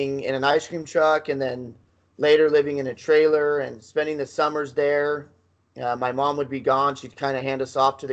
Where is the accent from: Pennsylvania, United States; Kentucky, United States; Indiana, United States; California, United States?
California, United States; Southern; moved away; I lived that that SoCal mentality